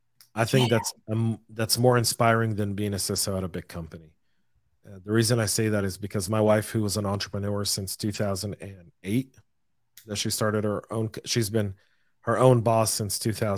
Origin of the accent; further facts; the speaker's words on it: United States; you may have been born and raised in America, but you're more Israeli than most Israelis.